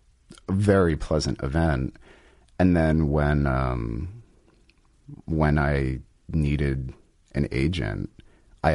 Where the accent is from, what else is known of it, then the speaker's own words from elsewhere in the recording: Rhode Island, United States; also born or lived in New York; now in Los Angeles, United States; I'm originally from Rhode Island